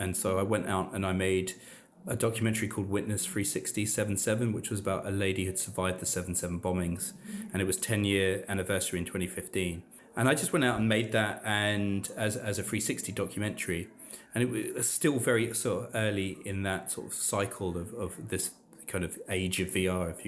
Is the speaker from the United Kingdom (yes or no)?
yes; London, United Kingdom; I grew up in Southeast London, so not far from the Aylesbury estate, and I went to school in New Cross.